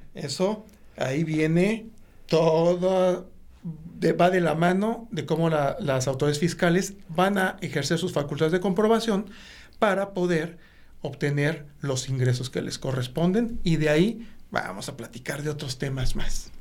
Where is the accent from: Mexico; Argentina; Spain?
Mexico; todos como mexicanos, por el hecho de ser mexicanos